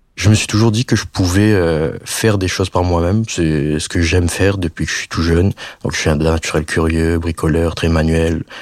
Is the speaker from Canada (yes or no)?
no; Réunion; moved away as an adult; je rentre en vacances euh, chez moi à La Réunion